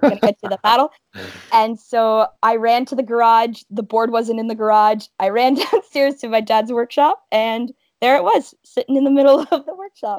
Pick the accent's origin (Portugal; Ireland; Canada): Canada; Welland, Ontario; I'm from Welland, Ontario, which is located in the heart of the Niagara region.